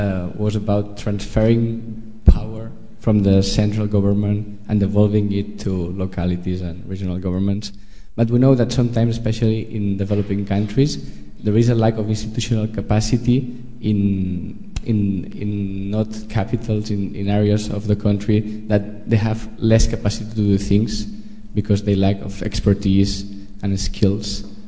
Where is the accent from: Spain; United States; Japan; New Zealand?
Spain; Barcelona, Catalonia; now in London, United Kingdom; I'm studying local economic development here. I'm from Barcelona, by the way.